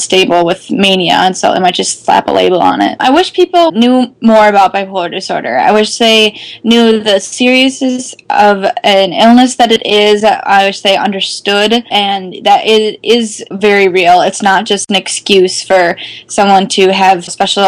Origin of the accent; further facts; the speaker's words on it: Wisconsin, United States; I'm from Wisconsin